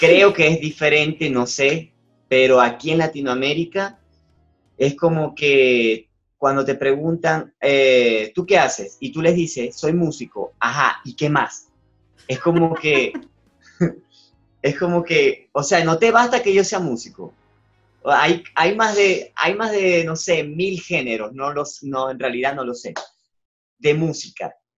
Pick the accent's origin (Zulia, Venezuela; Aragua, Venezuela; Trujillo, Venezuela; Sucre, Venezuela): Zulia, Venezuela; moved away; de allá, de, mi, estado, donde yo vivía, de mi región, del Zulia, que es la segunda ciudad más grande de Venezuela